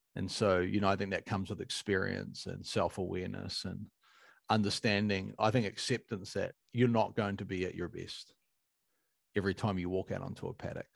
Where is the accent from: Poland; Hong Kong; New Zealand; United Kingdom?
New Zealand; as a Kiwi